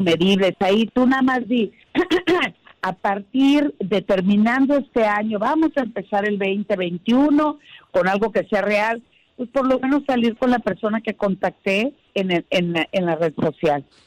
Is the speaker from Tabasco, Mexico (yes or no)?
no; Sinaloa, Mexico; moved away; desde mi tierra que llegué hoy por la mañana y me recibió un tremendo desayuno sinaloense.